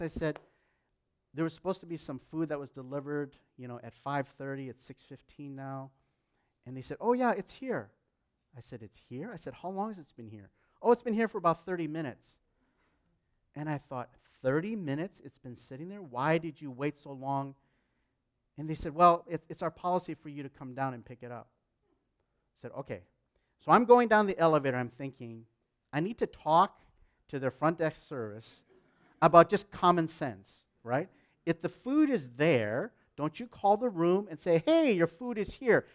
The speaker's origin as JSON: {"language": "English", "country": "United States", "also_born_or_lived": "Canada", "said": "I'm an American, so I, and Canadian, but I'm an, an American."}